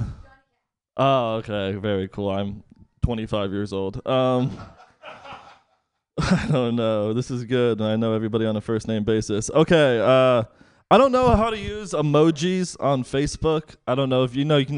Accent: East Bay, California, United States; now in Bayview, San Francisco, United States; I grew up in the East Bay

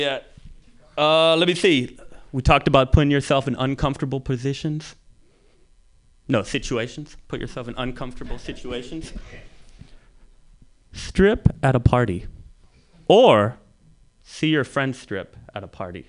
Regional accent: San Francisco, California, United States; growing up in the Mission, this was the 80s and the 90s

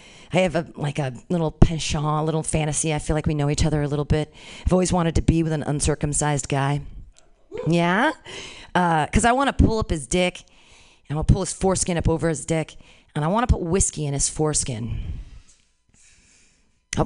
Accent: California, United States; Born and raised in California, never lived outside of here

